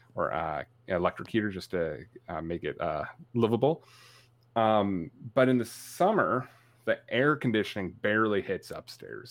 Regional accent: Canada; I'm Canadian. I'm tough

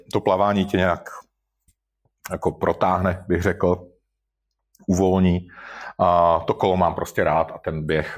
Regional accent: Moravian-Silesian Region, Czechia; já jsem ze Severní Moravy

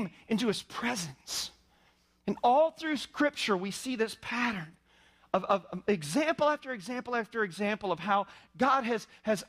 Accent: Indiana, United States; I was raised in Indiana

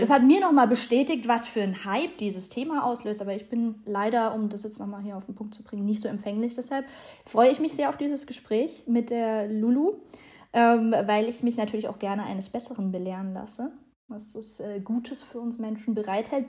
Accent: Germany; bei uns in Deutschland

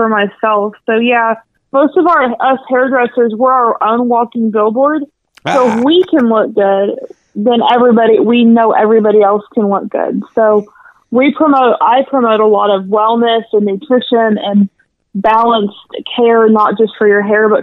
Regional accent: North Little Rock, Arkansas, United States; I grew up here in North Little Rock.

